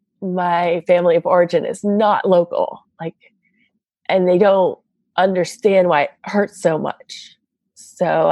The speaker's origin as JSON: {"language": "English", "town": "Boston", "region": "Massachusetts", "country": "United States", "also_born_or_lived": "Los Angeles / San Francisco", "moved": "yes", "said": "I'm from the East Coast, from Boston, and I did live in LA for a bit. And even in San Francisco"}